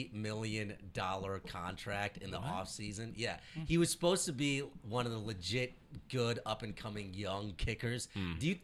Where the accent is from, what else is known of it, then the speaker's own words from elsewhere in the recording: Carmel, Indiana, United States; my hometown, Carmel, Indiana.